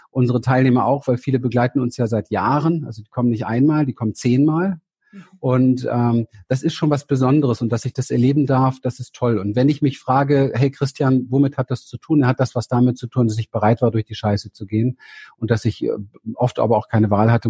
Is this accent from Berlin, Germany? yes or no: yes; Berlin, Germany; Ich bin in Berlin aufgewachsen, habe eine sehr, sehr traumatische Kindheit gehabt.